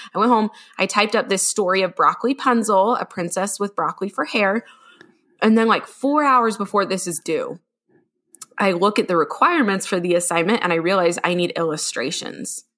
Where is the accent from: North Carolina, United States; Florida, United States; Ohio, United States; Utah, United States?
Utah, United States; I'm from Little Utah